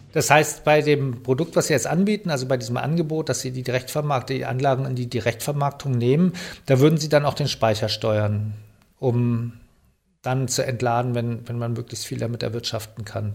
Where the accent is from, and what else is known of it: Germany